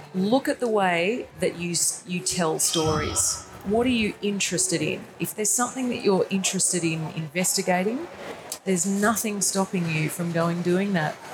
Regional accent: Brisbane, Queensland, Australia; at Channel 10 in Brisbane, where I'm from

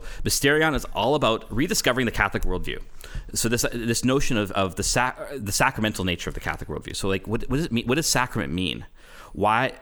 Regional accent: Canada; I'm Canadian. It's my nature to apologize.

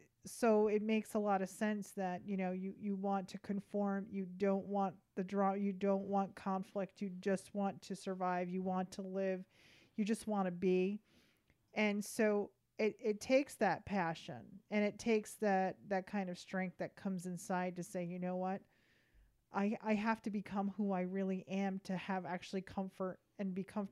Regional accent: United States; We are American, which means that we come from so many different places.

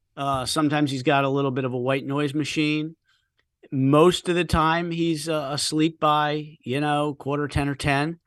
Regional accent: United States; moved away; I grew up in the D C suburbs

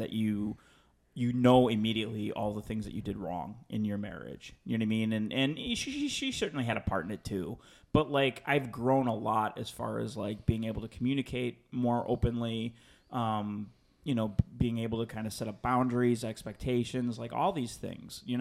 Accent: Chicago, Illinois, United States; moved away as an adult; now in Los Angeles, United States; I grew up on the South Side of Chicago.

